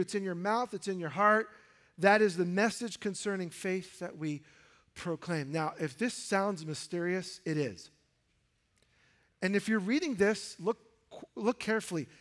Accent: New York City, New York, United States; as a high schooler growing up in New York City

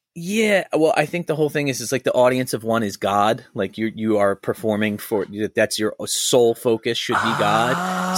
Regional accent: Churchville, Pennsylvania, United States; I grew up in Churchville.

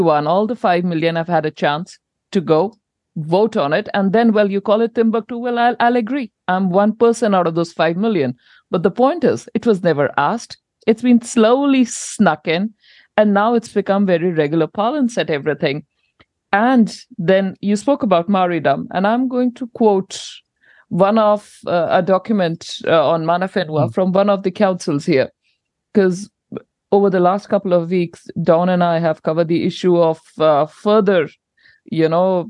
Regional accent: India; now in New Zealand; I'm an import from India

